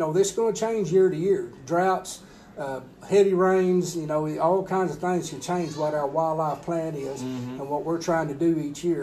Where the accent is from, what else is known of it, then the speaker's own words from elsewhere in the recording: Rankin, Texas, United States; also born or lived in San Angelo, Texas; We was really raised, me and my brothers raised at a ranch out in south of Rankin. So, yeah, we've been in West Texas our entire lives.